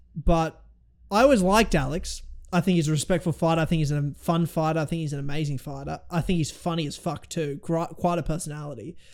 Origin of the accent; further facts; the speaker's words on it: Australia; I'm an Aussie, but I'm also half Kiwi